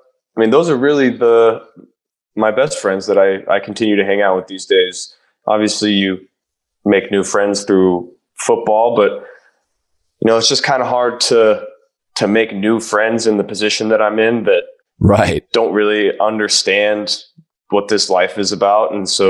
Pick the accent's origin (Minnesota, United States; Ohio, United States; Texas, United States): Ohio, United States; I'm from Ohio. They're from Ohio. We all understand each other.